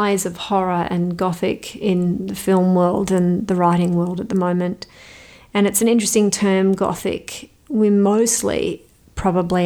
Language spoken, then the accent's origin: English; Australia; moved away; an Australian author